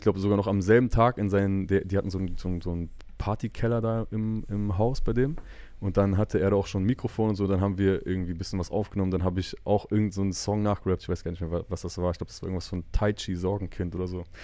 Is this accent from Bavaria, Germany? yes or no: no; Bielefeld, North Rhine-Westphalia, Germany; als Bielefelder